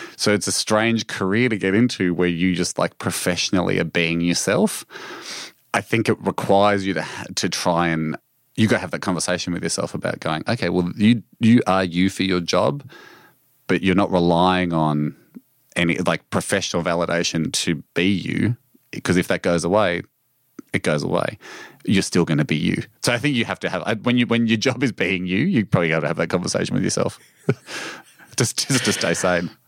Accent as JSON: {"language": "English", "country": "Australia", "said": "my home country"}